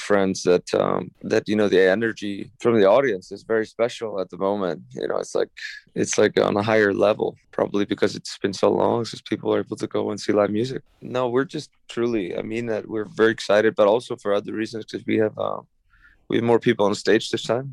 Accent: Iceland; moved away; spent that period in, in Iceland, in my home country

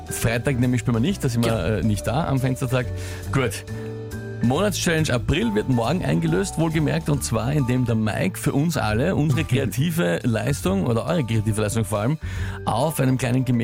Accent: Austria; Ja, und das ja als ein Österreicher.

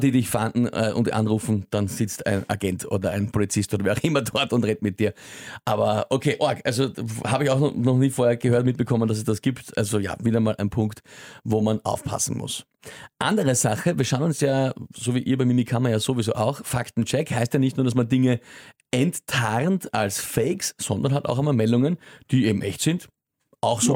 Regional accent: Austria; bei uns in Österreich

